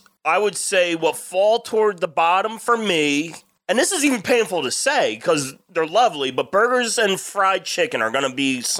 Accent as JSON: {"language": "English", "region": "New Jersey", "country": "United States", "said": "y'all generally know where we're from the East Coast, tri-state area, New Jersey."}